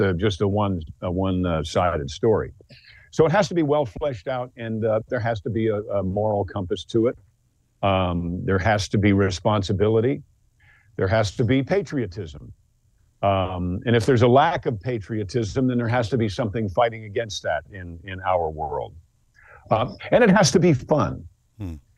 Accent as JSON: {"language": "English", "town": "Mount Kisco", "region": "New York", "country": "United States", "said": "I'm from Mount Kisco, New York"}